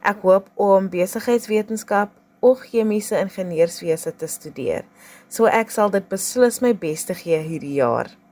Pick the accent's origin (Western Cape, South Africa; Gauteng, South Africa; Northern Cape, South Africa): Western Cape, South Africa; Brackenfell; Ek is van Brackenfell